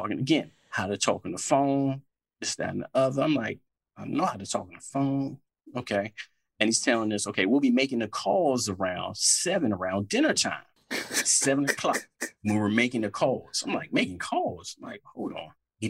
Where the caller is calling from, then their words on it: Washington, District of Columbia, United States; I'm calling from out here in D.C.